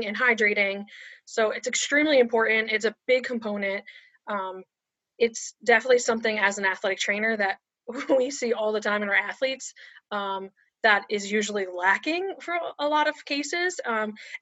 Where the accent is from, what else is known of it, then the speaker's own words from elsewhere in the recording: New Jersey, United States; moved away as an adult; now in Delaware, United States; I'm originally from New Jersey, but I moved to Delaware in 2012.